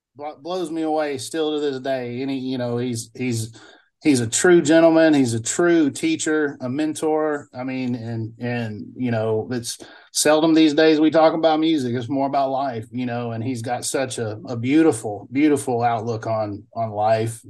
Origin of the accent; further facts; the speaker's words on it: Bolton, Mississippi, United States; moved away as an adult; also born or lived in Alabama; now in Vancouver, Canada; I grew up at the four way stop in Bolton, Mississippi